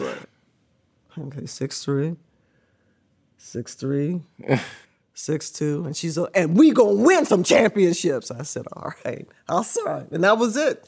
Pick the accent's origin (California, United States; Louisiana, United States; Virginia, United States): California, United States; Riverside; Born and raised in Riverside, which was the glorified Mayberry